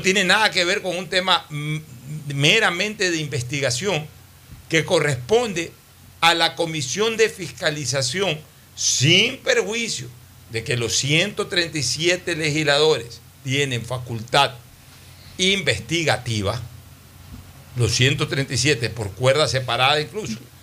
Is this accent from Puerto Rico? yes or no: no; Ecuador; somos los ecuatorianos